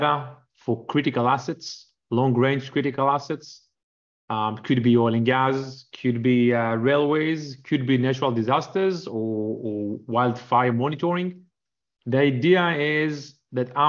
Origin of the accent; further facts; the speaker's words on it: Israel; moved away as an adult; also born or lived in Canada; I grew up in Israel, spent almost a decade in the Air Force